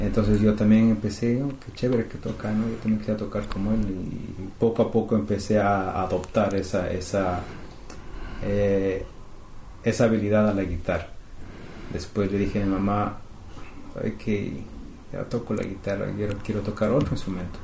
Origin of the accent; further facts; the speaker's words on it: Quito, Pichincha, Ecuador; also born or lived in Canada; now in Toronto, Canada; somos del Ecuador, de Quito